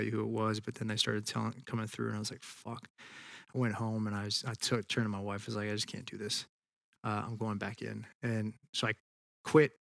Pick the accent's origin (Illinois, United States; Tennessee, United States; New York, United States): Tennessee, United States; also born or lived in Texas; I was born in Texas and we kind of moved around and ended up in Tennessee. Went to high school there.